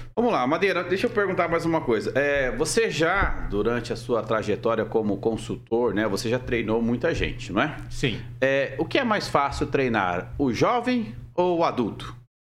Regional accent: Mariluz, Paraná, Brazil; Eu já venho de cidade grande, eu venho de Mariluz

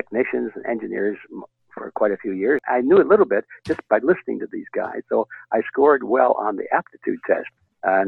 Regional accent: Detroit, Michigan, United States; I was born in Detroit, Michigan.

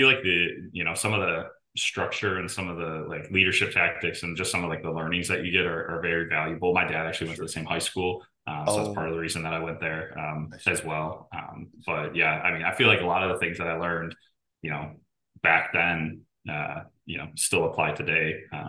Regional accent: Geneva, Illinois, United States; also born or lived in Des Moines; Geneva, Illinois. So about 45 minutes west of Chicago, downtown Chicago. Lived there, went to school in Iowa at Drake in Des Moines, and then moved down here in 2016 for a job.

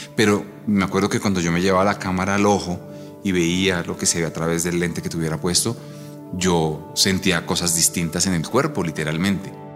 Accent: Bogotá, Colombia; Yo soy fotógrafo bogotano

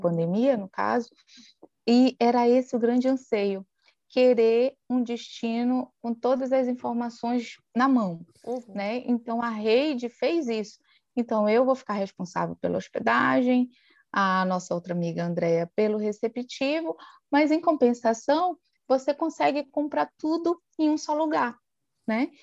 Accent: Soure, Pará, Brazil; sou natural aqui da ilha de Marajó, no Pará, exatamente da cidade de Soure

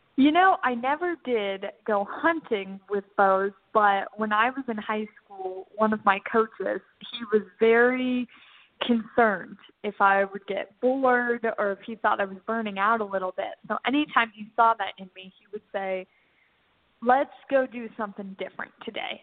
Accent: Northern Virginia, United States; where I grew up in Northern Virginia.

